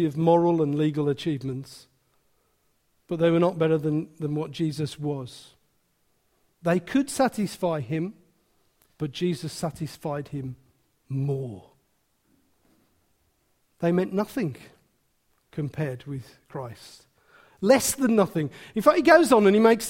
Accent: Wolverhampton, West Midlands, United Kingdom; I'm from Wolverhampton

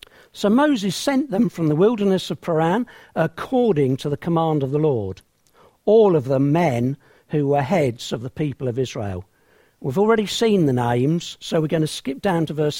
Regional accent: England, United Kingdom; I'm an Englishman from England

